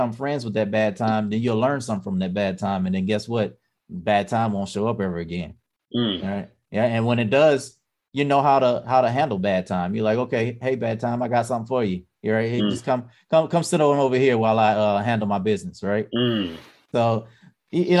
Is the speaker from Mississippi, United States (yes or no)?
yes; Mississippi, United States; moved away; I come from Mississippi.